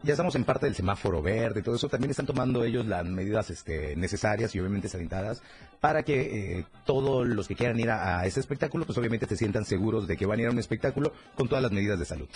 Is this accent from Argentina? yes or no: no; Mexico; como buenos mexicanos que somos